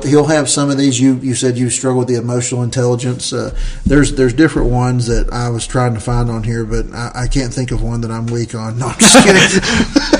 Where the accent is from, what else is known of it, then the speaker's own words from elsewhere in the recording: Southern Appalachia, United States; I love being a Southerner. I love being from the South. We're from Southern Appalachia